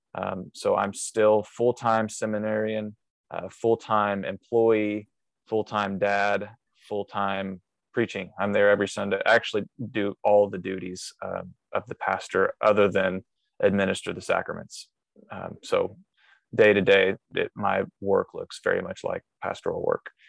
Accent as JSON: {"language": "English", "region": "Southern Illinois", "country": "United States", "tie": "born or raised there", "said": "I grew up in Southern Illinois, um, doing lots of just uh, farm style work"}